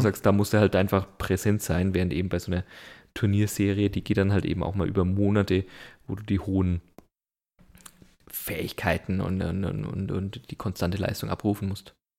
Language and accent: German; Germany; bei uns in Deutschland